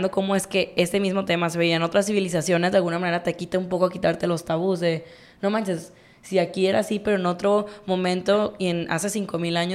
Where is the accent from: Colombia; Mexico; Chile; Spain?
Mexico; pues ahorita nosotros tú y yo vivimos en un contexto de pues somos mexicanos, la mayoría de la gente en México pues es católica